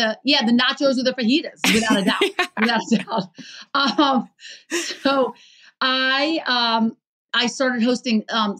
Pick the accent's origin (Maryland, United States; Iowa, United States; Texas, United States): Maryland, United States; Baltimore; I grew up in Baltimore.